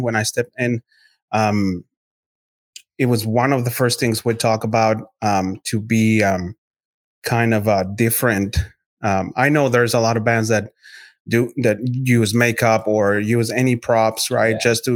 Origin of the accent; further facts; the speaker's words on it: Ciudad Juárez, Chihuahua, Mexico; moved away as an adult; also born or lived in El Paso, Texas; now in Houston, United States; I'm from Mexico